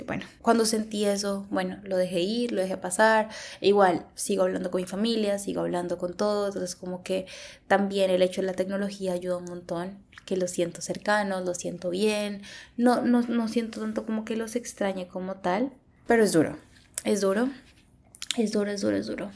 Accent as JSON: {"language": "Spanish", "country": "Colombia", "moved": "as an adult", "lives_now": "Canada", "said": "cuando regrese a Colombia no me voy a sentir lo colombiana suficiente para sentirme en casa"}